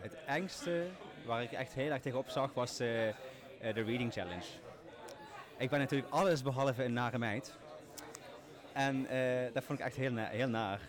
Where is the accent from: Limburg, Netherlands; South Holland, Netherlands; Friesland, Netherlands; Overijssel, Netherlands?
Limburg, Netherlands; accent: Limburg